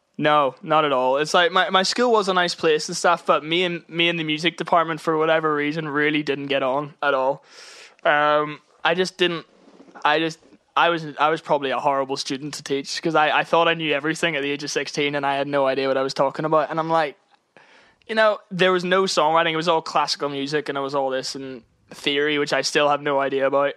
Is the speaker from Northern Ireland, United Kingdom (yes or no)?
yes; Northern Ireland, United Kingdom; now in London, United Kingdom; being Irish in music in London